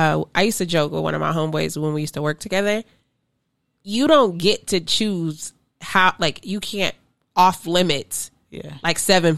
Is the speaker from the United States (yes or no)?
yes; Las Vegas, Nevada, United States; we're from Vegas.